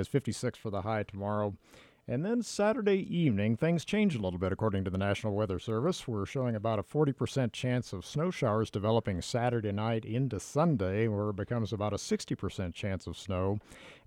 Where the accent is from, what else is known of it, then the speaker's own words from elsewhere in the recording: Dallas-Fort Worth area, Texas, United States; moved away; I grew up in the Dallas-Fort Worth area